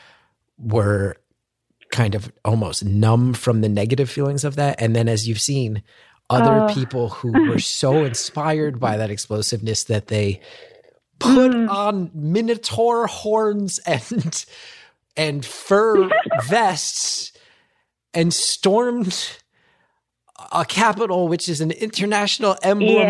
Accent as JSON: {"language": "English", "region": "New Jersey", "country": "United States", "said": "I love being from New Jersey"}